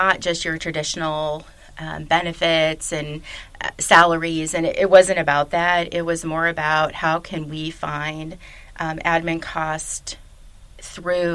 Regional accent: Chicago, Illinois, United States; moved away as an adult; also born or lived in Westchester, Illinois; now in Louisville, United States; came down to Louisville because I was from Chicago

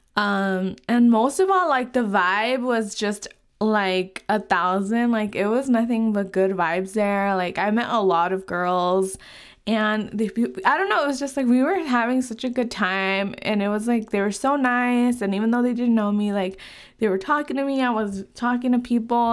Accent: California, United States; moved away as an adult; now in Utah, United States; I am from California. I live in Utah now, um, and I have lived in California my whole life.

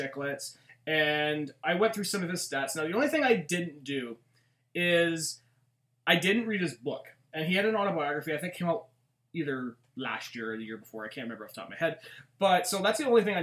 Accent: Canada; we're Canadian

